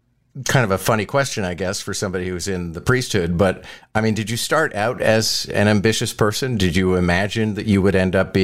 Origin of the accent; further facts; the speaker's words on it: Montreal, Quebec, Canada; moved away as an adult; now in Toronto, Canada; But you and I are both Montrealers, so it was actually quite reluctantly that I left Montreal